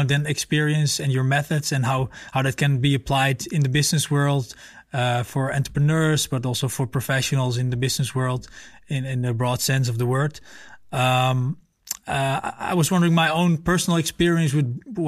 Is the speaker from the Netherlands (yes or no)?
yes; Netherlands; I'm from the Netherlands